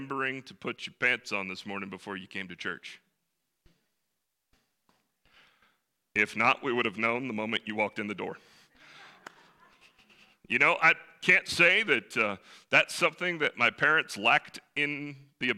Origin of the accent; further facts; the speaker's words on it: the mountains of North Carolina, United States; also born or lived in Salt Lake City, Utah; I was born in Salt Lake City, Utah, hold no claim to it, was really glad that I moved when I was 3 to the wonderful mountains of North Carolina. That's where I was raised